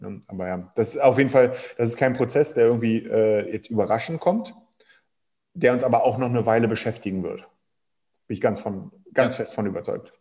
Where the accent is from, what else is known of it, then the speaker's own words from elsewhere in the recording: Germany; bei uns in Deutschland